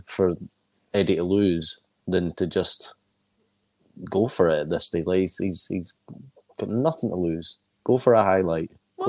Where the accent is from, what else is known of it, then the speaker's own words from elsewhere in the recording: Scotland, United Kingdom; as a Scottish person